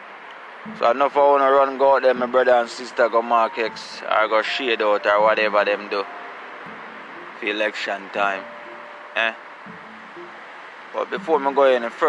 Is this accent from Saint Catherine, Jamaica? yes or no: yes; Saint Catherine, Jamaica; I come from Gullin Grove, St. Catherine, the borderline of St. Mary and St. Catherine. So where me come from